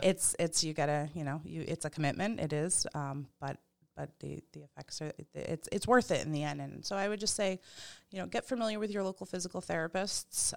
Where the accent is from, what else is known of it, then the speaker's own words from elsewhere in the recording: Pepperell, Massachusetts, United States; also born or lived in Ayer, Massachusetts; I grew up in Pepperell